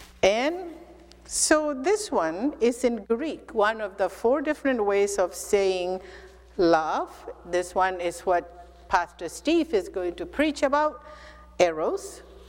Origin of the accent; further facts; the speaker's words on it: Mizoram, India; first language Mizo; English is a second language; It is love in my mother tongue called Mizo.